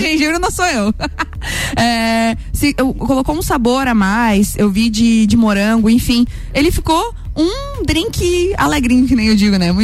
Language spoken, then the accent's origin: Portuguese; São Joaquim, Santa Catarina, Brazil; lá de São Joaquim, da minha terra é, querida, onde eu nasci